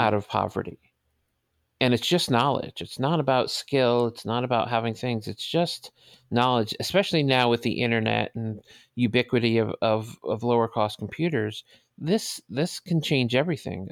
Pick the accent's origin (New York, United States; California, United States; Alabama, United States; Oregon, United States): New York, United States; New York City; also born or lived in Manhattan; I was born in Manhattan, but I grew up in the Bronx, I'm sorry, in Brooklyn, in the projects in Brooklyn